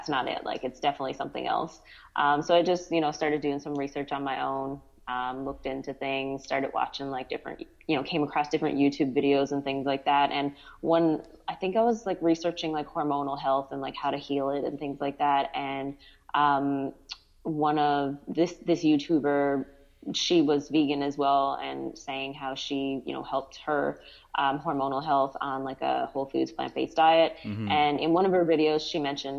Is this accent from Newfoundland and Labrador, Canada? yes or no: yes; Newfoundland and Labrador, Canada; moved away as an adult; now in Ontario, Canada; I'm originally from Newfoundland, Canada. Mm-hmm. Lived there my whole life for the first 30 years, and now I'm living in Ontario, Canada.